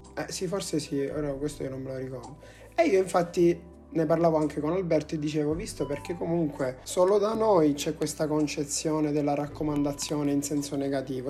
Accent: Sicily, Italy; noi che siamo siciliani

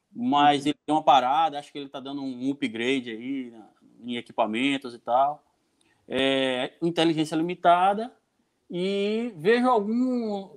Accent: Jequié, Bahia, Brazil; moved away as an adult; now in Canavieiras, Brazil; eu não sou daqui de Canavieiras, eu sou de Jequié. Eu vim para Canavieiras há, há, há, uns 10 anos atrás

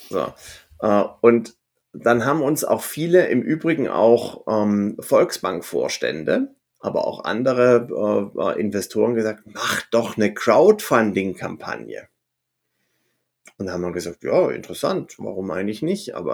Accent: Stuttgart, Baden-Württemberg, Germany; born there; accent: Swabian; An Silvester, sorry, dass ich jetzt schwäbisch werde als gebürtiger Stuttgarter, da kriegst du kein Taxi um die Zeit und zwar in keine Richtung.

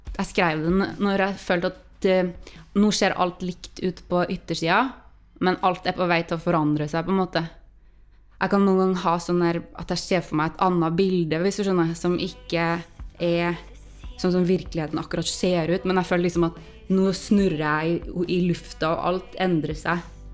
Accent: Trøndelag, Norway; jeg snakker litt forskjellig fra det som er liksom den lokale dialekta, og det tror jeg jeg har gjort siden jeg var liten

